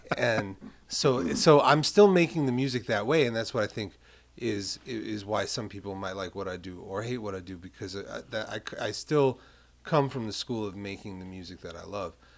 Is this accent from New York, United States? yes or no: yes; New York City, New York, United States; I'm from Carroll Gardens